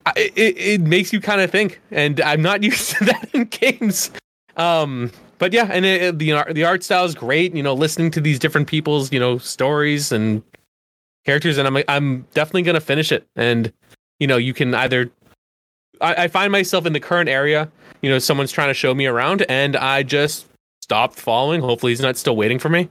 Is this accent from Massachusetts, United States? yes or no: yes; Boston, Massachusetts, United States; as a Bostonian